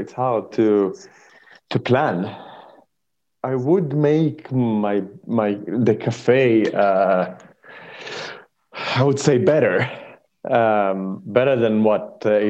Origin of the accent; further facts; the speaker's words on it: Israel; moved away; I'm from Israel and I haven't been home in a very long time.